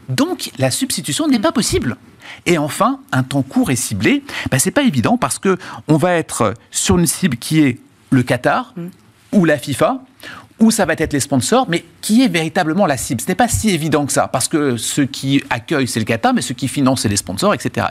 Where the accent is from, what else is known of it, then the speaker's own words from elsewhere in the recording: France; en tant que Français